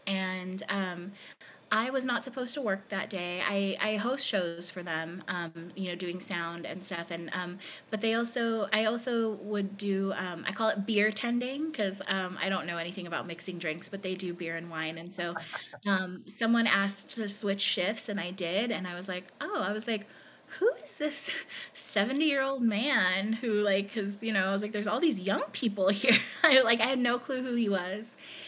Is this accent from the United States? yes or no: no; Philippines; So he had been to the island where I grew up in the Philippines.